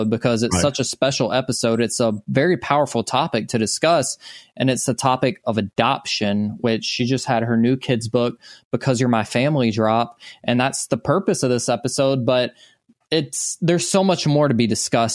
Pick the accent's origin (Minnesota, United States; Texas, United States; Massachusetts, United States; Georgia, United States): Georgia, United States; Social Circle; I'm from Social Circle, tiny town in Georgia